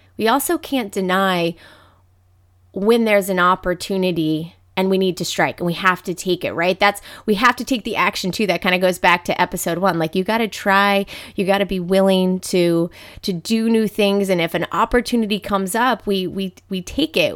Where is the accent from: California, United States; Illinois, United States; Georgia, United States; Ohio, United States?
Ohio, United States; Dayton; also born or lived in Saint Petersburg, Florida; I grew up, I'm from Dayton, Ohio, and spent time here